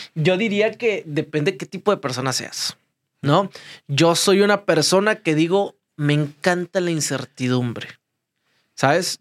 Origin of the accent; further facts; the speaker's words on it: Ciudad Victoria, Tamaulipas, Mexico; moved away; Yo fui paqueterito cuando era chiquito en Ciudad Victoria.